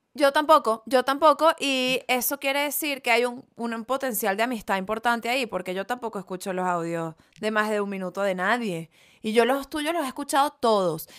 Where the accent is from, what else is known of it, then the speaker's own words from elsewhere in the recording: Venezuela; yo soy de Venezuela